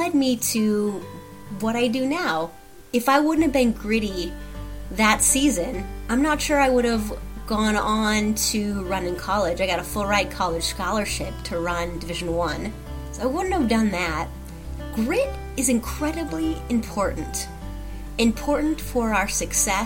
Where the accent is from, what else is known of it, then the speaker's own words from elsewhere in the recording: Sheldon, Iowa, United States; I grew up in Sheldon, Iowa